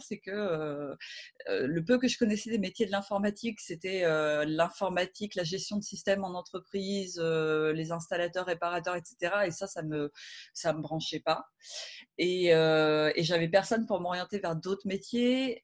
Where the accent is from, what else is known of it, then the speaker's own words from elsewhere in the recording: Rouen, Normandy, France; moved away as an adult; also born or lived in Paris; je suis de Rouen